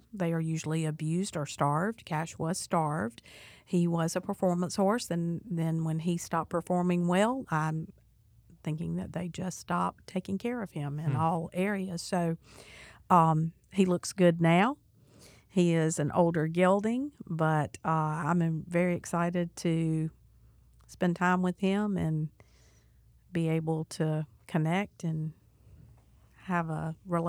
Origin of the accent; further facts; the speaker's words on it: Charleston, South Carolina, United States; And I am not a native of North Carolina. I am a native of South Carolina. I was born in Charleston on the Navy base, and my dad was in the Air Force.